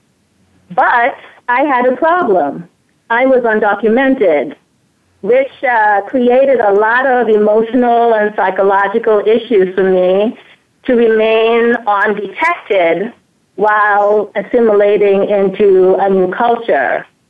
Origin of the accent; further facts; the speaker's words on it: St. Thomas, U.S. Virgin Islands; also born or lived in Antigua; I was born in Antigua, which is a small island in the British West Indies. When I was about 8 years old, I moved to St. Thomas, Virgin Islands to live with my mother